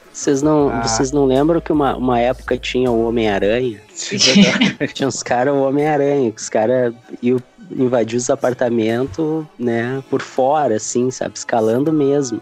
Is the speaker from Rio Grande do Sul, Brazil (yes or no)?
yes; Porto Alegre, Rio Grande do Sul, Brazil; sou daqui de Porto Alegre